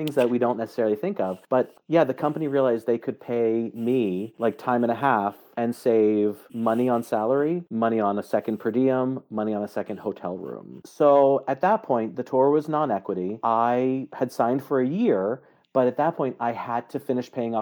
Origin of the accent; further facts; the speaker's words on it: Baltimore, Maryland, United States; moved away; I grew up in Baltimore